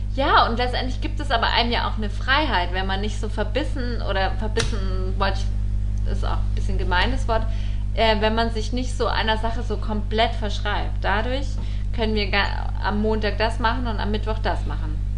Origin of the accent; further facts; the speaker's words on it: Allgäu, Bavaria, Germany; aus der Ecke, wo ich herkomme, ja, im Allgäu